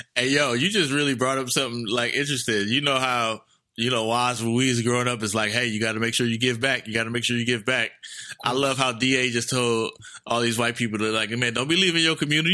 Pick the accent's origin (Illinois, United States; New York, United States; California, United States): California, United States; Oakland; I'm from East Oakland